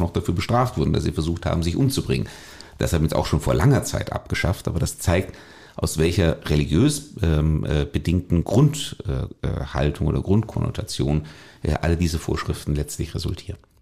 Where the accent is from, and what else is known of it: Germany